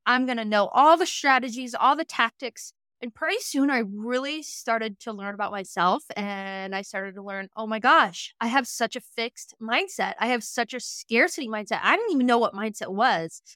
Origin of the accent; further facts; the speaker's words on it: Western Montana, United States; also born or lived in Lewistown, Montana; I grew up in Western Montana on a ranch